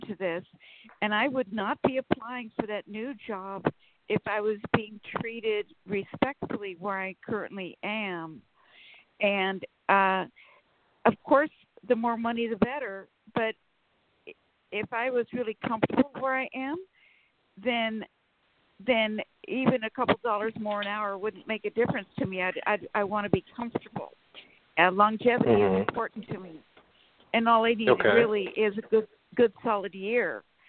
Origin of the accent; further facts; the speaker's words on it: Sacramento, California, United States; from Sacramento, California.